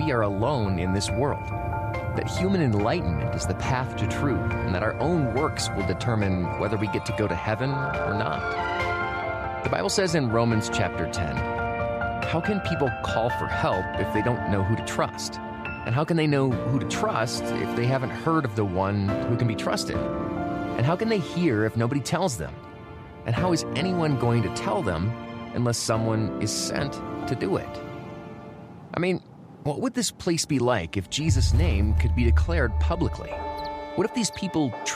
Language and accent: English; United States; I'm from America, and in my town, there was a church on practically every corner.